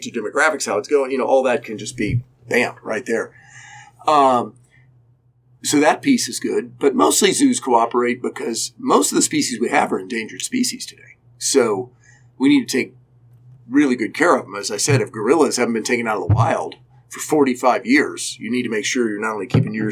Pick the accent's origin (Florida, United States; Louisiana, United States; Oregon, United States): Florida, United States; Central; moved away as an adult; now in Cincinnati, United States; I grew up in Central Florida before air conditioning